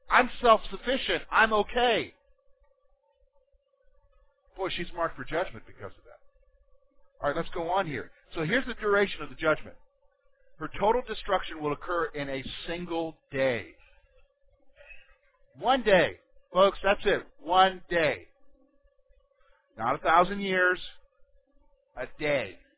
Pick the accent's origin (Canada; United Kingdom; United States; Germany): Germany; Berlin; born there; Some of you know that I was born in Germany. I was born in Berlin. My dad was an American soldier stationed in Berlin in the 60s. And my mother is a German.